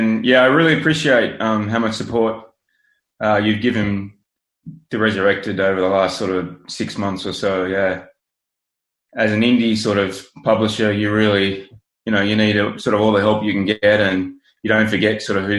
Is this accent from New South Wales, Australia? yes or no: yes; Sydney, New South Wales, Australia; accent: Australian; moved away as an adult; now in The Hague, Netherlands; So as you can probably tell from my accent, I'm Australian. I'm from Sydney. Grew up there. About 10 and a half years ago, I moved to The Hague in the Netherlands to work for the United Nations.